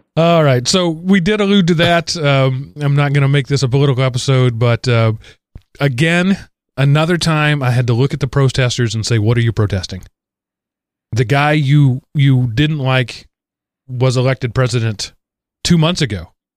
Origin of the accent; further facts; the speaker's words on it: Denton, Texas area, United States; You're, you're right down in my hometown there, uh, area, Denton, Texas. I was a, a little farther south of you